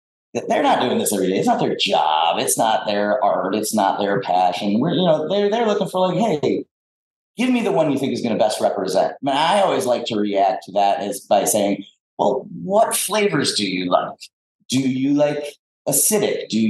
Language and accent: English; South Florida, United States; moved away; I grew up in South Florida, so I'm a citrus kind of tropical fruit guy